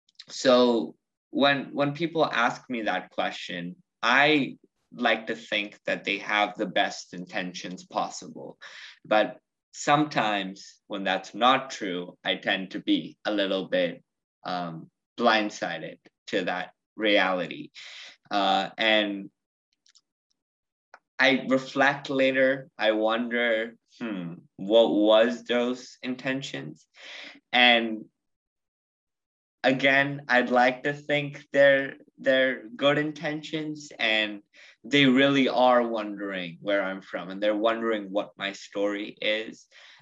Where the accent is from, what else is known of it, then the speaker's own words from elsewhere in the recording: United States; I'm from the United States, but I identify more as Indian.